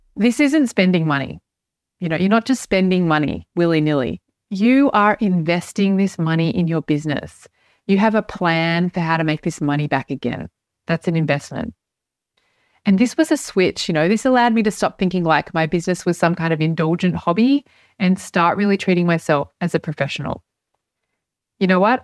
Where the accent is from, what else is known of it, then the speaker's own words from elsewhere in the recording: Australia; now in Europe; I'm an Australian. I live in Europe